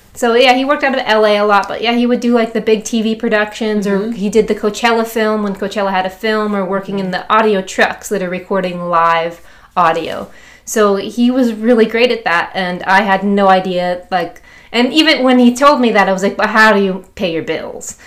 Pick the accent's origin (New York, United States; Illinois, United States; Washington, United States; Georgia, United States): Illinois, United States; Chicago; I'm from Chicago